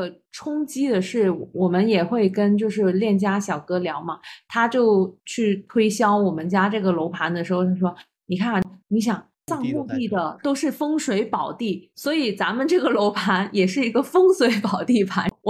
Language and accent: Chinese; Guangzhou, Guangdong, China; moved away; 我们广州人